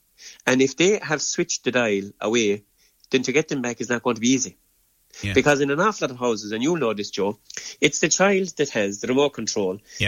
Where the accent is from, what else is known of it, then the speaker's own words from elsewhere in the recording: Ireland; they're hugely important parts of what it is that define us as Irish people.